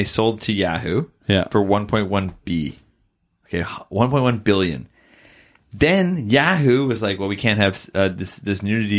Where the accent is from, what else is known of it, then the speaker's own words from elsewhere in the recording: Canada; we're Canadian